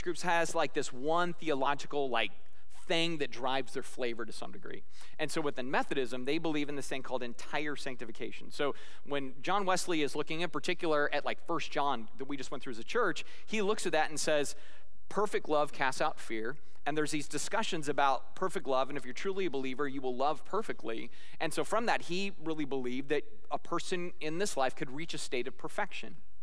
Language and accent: English; Scotland, United Kingdom; I'm Scottish